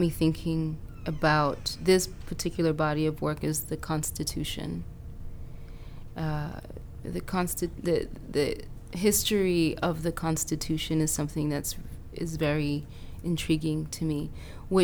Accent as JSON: {"language": "English", "country": "Haiti", "tie": "born or raised there", "moved": "yes", "lives_now": "United States", "said": "I was born in Haiti, and I spent a lot of time in Haiti when I was younger."}